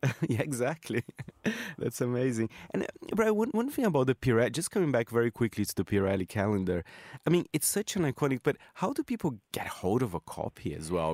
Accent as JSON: {"language": "English", "country": "Brazil", "moved": "yes", "said": "I'm from Brazil"}